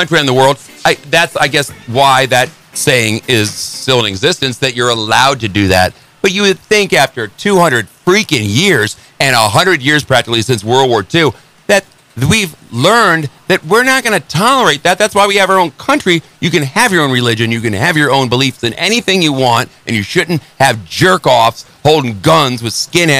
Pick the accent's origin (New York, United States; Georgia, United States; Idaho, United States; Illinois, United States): Illinois, United States; Northern; I grew up in Northern Illinois. There ain't a lot up there past Chicago, and there's nothing but cornfields, and every bar, every town has a little tavern.